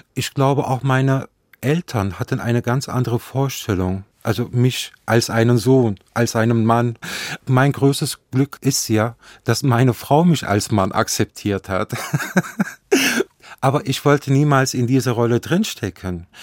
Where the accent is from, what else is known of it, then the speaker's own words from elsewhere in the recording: Nettetal, North Rhine-Westphalia, Germany; ich bin ja an der Grenze Holland aufgewachsen